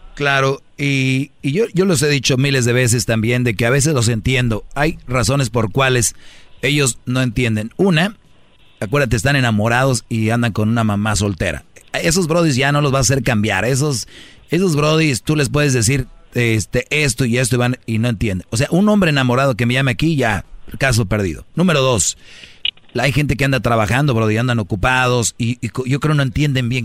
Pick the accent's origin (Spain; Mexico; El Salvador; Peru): Mexico; northern Mexico; Soy de, del norte